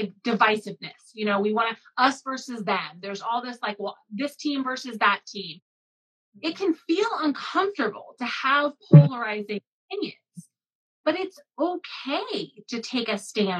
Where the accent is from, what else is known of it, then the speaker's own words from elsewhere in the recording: Midwest, United States; I grew up in the Midwest